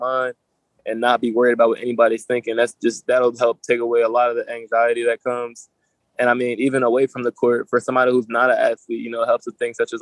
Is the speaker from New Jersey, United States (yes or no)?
yes; New Jersey, United States; I'm from South Jersey, so you got Atlantic City, Ocean City, Wildwood, places like